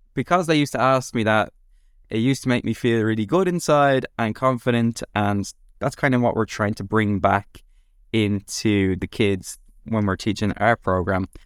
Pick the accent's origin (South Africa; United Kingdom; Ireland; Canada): Ireland; Dublin, Leinster; I grew up in Dublin, and I went to school there.